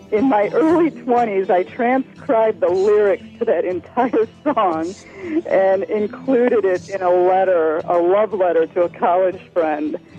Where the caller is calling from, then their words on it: Chicago suburbs, Illinois, United States; I'm calling from the Chicago Burbs